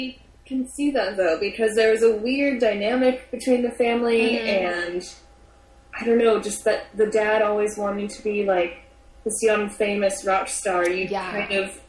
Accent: United States; I'm American.

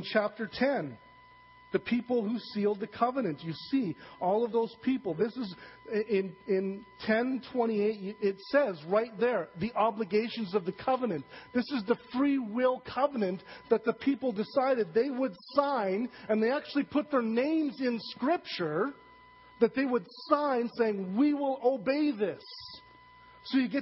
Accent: Saskatchewan, Canada; I'm from Saskatchewan

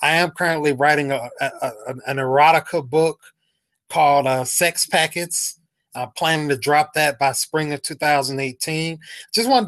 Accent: Jacksonville, Florida, United States; I told him where I was from. I was like, yeah, I'm from Jacksonville

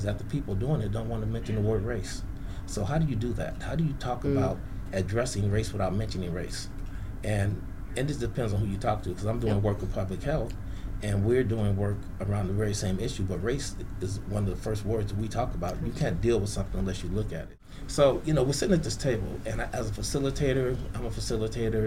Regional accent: San Francisco, California, United States; We grew up in San Francisco

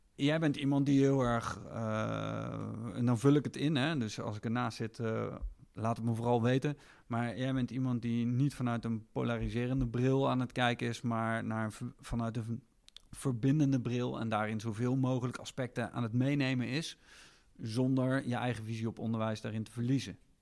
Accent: Netherlands; wij hier als Nederlanders

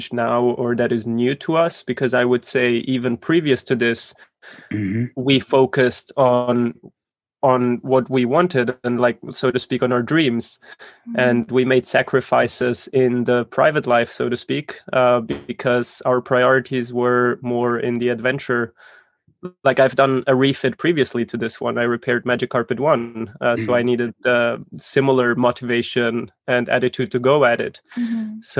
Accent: Zurich, Switzerland; I grew up in Zurich.

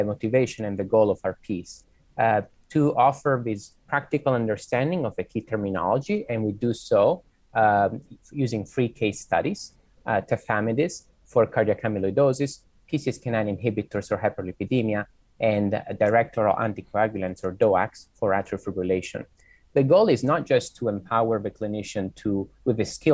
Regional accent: Italy; now in Boston, United States; I am originally from Italy, but I've done my medical training in the US.

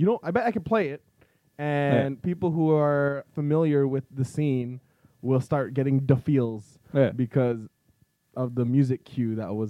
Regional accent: Philippines; We're Filipino

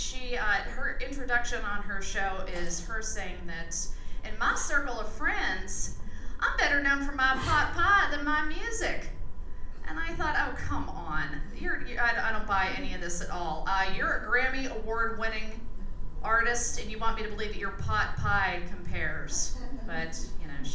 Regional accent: Pennsylvania, United States; moved away; I am from Pennsylvania

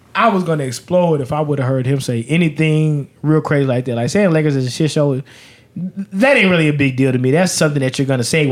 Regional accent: Las Vegas, Nevada, United States; I'm from Vegas

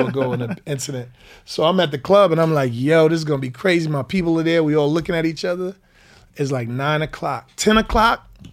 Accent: White Plains, New York, United States; also born or lived in Anderson, South Carolina; I'm from White Plains, New York. I'm a nine one four guy

